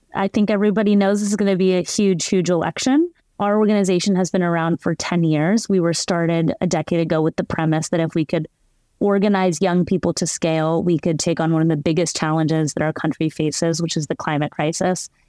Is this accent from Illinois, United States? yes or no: no; Texas, United States; I also live in my home state of Texas